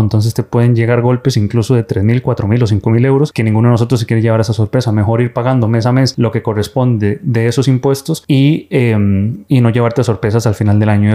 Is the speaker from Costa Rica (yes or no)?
yes; Costa Rica; moved away as an adult; now in Spain; soy médico de Costa Costa Rica, pero formado aquí en España como urólogo